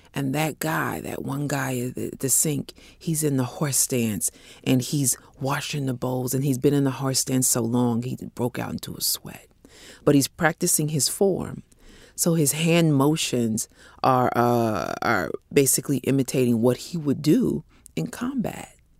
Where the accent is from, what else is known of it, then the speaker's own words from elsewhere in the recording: Bay Area, California, United States; a small publishing company in the Bay Area where I grew up in California